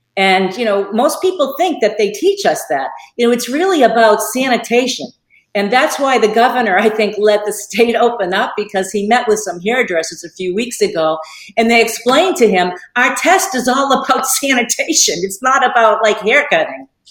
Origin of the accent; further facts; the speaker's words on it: Boston, Massachusetts, United States; moved away as an adult; now in Naples, United States; I'm from Boston, Massachusetts